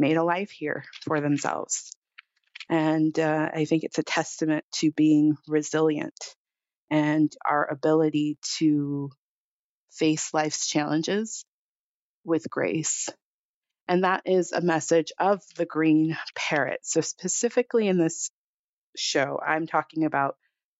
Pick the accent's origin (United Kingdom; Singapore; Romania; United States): United States; South Pasadena, California; moved away; I grew up here in Los Angeles, in the town of South Pasadena